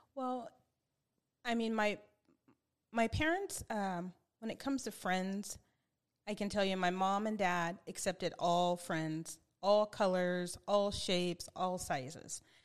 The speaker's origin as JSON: {"language": "English", "town": "Spring Valley", "region": "California", "country": "United States", "tie": "born or raised there", "also_born_or_lived": "El Cajon", "said": "I grew up in Spring Valley that was predominantly white."}